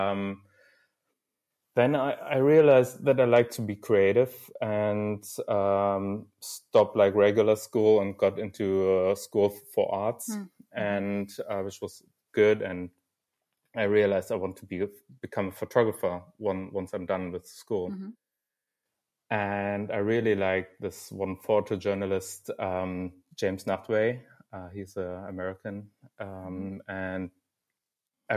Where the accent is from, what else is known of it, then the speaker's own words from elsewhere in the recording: Dortmund, North Rhine-Westphalia, Germany; from Dortmund, actually, so my hometown